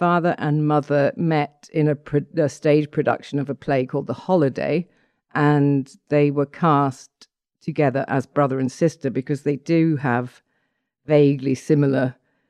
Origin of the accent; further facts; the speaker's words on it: Stratford-upon-Avon, West Midlands, United Kingdom; born there; I was born in Stratford-on-Avon because my father was performing with the Royal Shakespeare Company at the time.